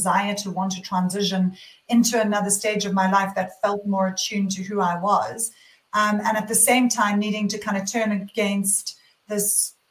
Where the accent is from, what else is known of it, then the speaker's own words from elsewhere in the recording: South Africa; moved away as an adult; also born or lived in London, United Kingdom / Sydney, Australia; now in Byron Bay, Australia; I am actually born and bred in South Africa. And I left South Africa when I finished university when I was 21 years old.